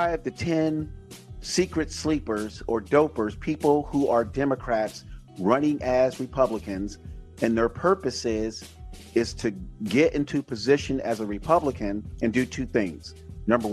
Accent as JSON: {"language": "English", "region": "Florida", "country": "United States", "tie": "born or raised there", "moved": "yes", "lives_now": "California, United States", "said": "born and raised in Florida"}